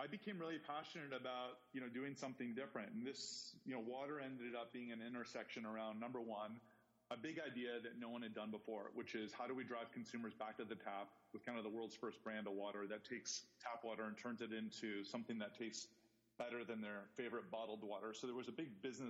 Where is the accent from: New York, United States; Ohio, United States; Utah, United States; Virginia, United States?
Ohio, United States; moved away as an adult; also born or lived in Indiana; I grew up in Ohio, went to school in Indiana